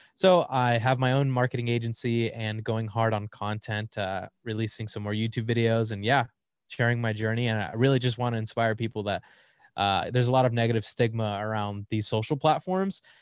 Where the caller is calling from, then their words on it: Riverside, California, United States; I'm calling in from Riverside, California, uh, about an hour out of, uh, L A.